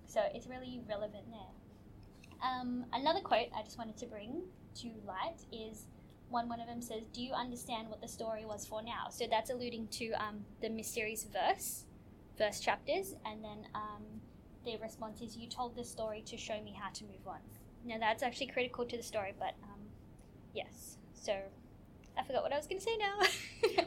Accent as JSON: {"language": "English", "country": "Australia", "tie": "born or raised there", "said": "as a young person growing up in Australia"}